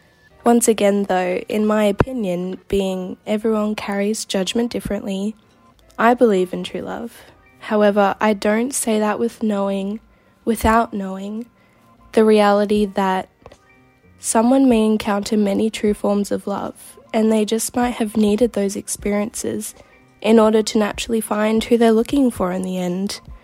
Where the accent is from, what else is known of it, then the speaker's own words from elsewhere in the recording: Gold Coast, Queensland, Australia; I'm from the Gold Coast in Australia